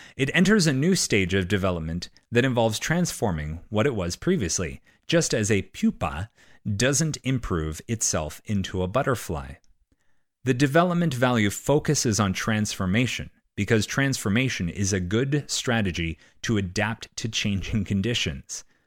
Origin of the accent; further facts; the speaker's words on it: Canada; I'm Canadian.